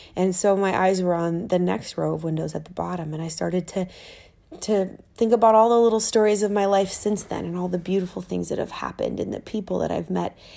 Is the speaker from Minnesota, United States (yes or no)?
yes; Minnesota, United States; I'm from Minnesota.